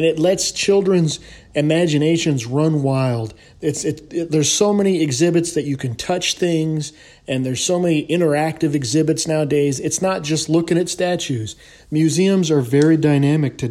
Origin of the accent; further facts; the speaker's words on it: the West, United States; also born or lived in Anchorage, Alaska; now in Southwest, United States; I'm from the West, and I live in the Southwest